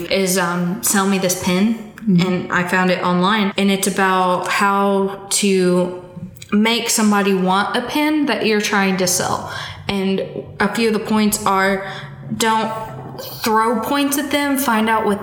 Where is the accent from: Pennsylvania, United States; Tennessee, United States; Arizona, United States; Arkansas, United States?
Tennessee, United States; Memphis; also born or lived in Clarksville; I'm not from Clarksville. I'm from the Memphis area